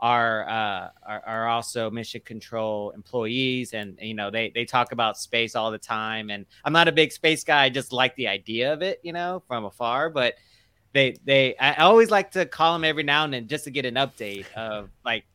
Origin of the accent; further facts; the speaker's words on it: Houston, Texas, United States; where I grew up in Clear Lake